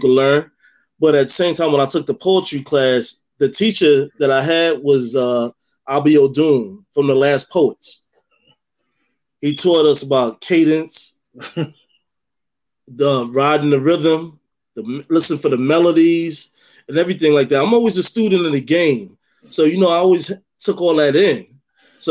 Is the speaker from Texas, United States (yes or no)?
no; New York City, New York, United States; moved away as an adult; also born or lived in Cape May, New Jersey; now in North Cape May, United States; originally I'm from Harlem, New York.